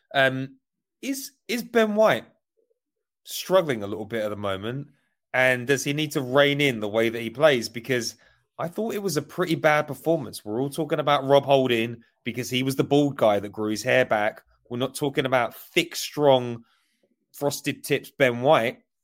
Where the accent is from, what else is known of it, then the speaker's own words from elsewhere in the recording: Essex, East of England, United Kingdom; moved away; I, I grew up in Essex